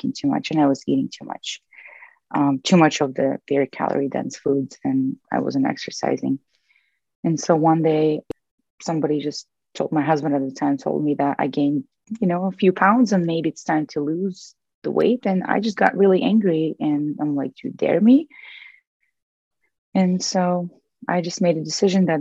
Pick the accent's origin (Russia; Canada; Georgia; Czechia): Russia; moved away as an adult; now in United States; So I moved to the US from Russia when I was 21.